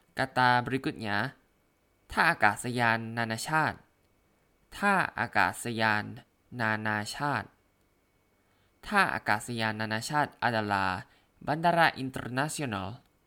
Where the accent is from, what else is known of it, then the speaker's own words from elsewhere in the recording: Thailand; Indonesian is a second language; dari Thailand